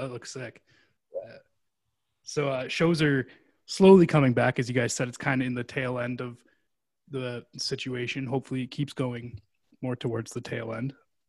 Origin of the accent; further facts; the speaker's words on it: Canada; I'm Canadian.